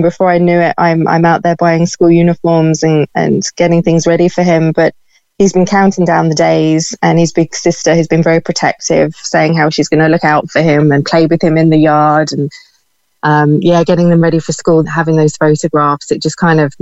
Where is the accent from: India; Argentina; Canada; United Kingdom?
United Kingdom; now in Ireland